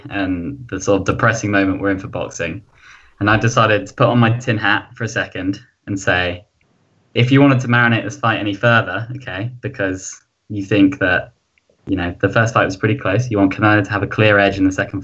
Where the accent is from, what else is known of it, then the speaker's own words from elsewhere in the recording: United Kingdom; I'm British